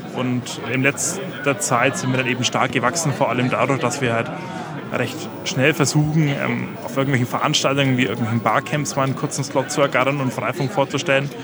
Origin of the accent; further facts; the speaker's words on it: Franconia, Bavaria, Germany; accent: Franconian; mein Dialekt ist durchaus fränkisch und der kann man auch recht schnell erkennen